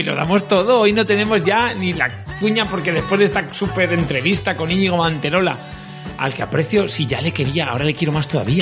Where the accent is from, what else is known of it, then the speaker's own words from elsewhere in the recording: L'Horta, Valencian Community, Spain; accent: Valencian; Yo soy de pueblo, soy de la Horta